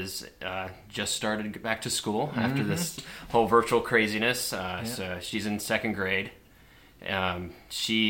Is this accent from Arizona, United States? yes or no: no; Virginia Beach, Virginia, United States; I'm from right here. I'm from Virginia Beach. Grew up in Kempsville